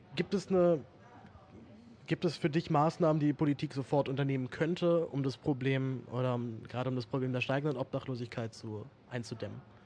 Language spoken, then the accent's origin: German; Berlin, Germany; ich bin in Berlin aufgewachsen